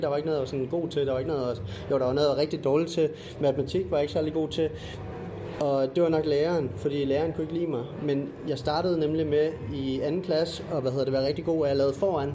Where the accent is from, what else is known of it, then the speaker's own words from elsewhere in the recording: Funen, Southern Denmark, Denmark; jeg er Fynbo